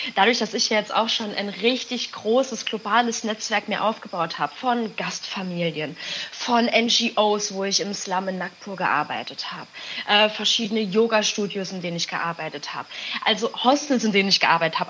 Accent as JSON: {"language": "German", "country": "Germany", "tie": "born or raised there", "lives_now": "Berlin, Germany", "said": "ich bin halt Mexikanerin, ich habe aber mit der Kultur leider gar nichts zu tun. Ich bin in Deutschland aufgewachsen, geboren"}